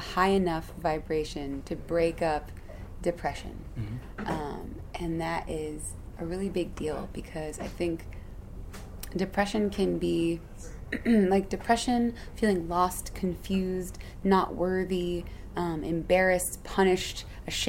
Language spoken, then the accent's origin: English; Chicago, Illinois, United States; born or raised there